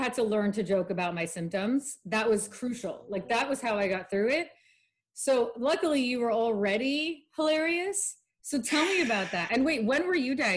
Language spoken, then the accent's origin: English; Los Angeles, California, United States; I grew up in the Valley